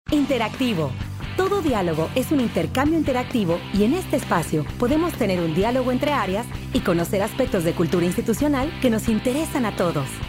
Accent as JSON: {"language": "Spanish", "country": "Mexico"}